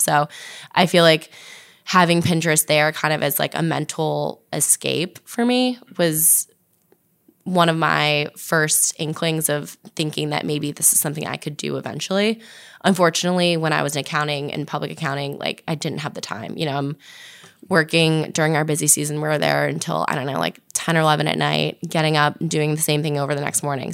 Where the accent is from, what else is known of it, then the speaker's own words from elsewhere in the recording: New Jersey, United States; also born or lived in Virginia; originally from New Jersey